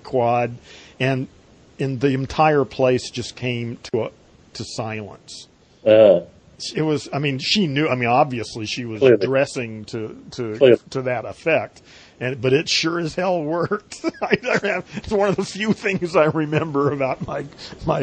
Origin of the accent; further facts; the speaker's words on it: Long Beach, California, United States; also born or lived in Beverly Hills / San Diego; I was in San Diego till the third grade, and then moved to Long Beach and stayed basically there from then on